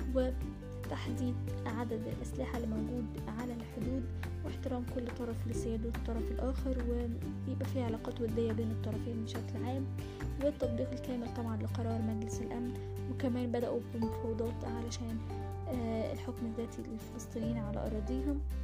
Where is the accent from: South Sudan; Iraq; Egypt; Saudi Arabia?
Egypt; تاريخ بلادنا مصر